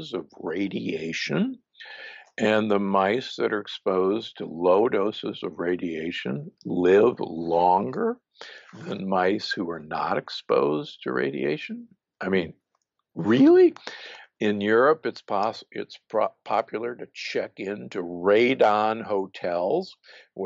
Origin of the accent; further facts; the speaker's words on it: Omaha, Nebraska, United States; I grew up in Omaha, Nebraska, which is, believe me, a meat-eating town